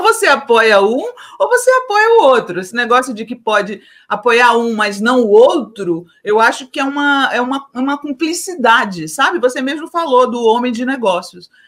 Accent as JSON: {"language": "Portuguese", "country": "Brazil", "said": "mas como brasileira, eu tenho lugar de fala sim."}